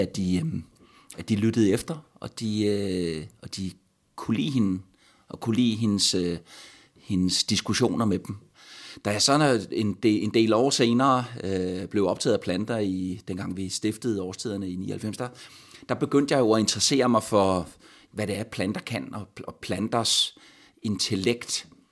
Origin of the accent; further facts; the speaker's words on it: Stubbekøbing, Zealand, Denmark; min barndom i Stubekøbing